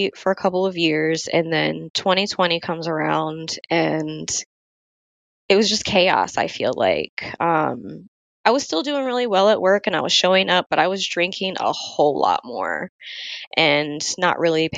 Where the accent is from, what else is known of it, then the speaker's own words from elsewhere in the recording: Florida, United States; moved away as an adult; now in Virginia, United States; 2018, I ended up getting a opportunity to move out of Florida, which was my home state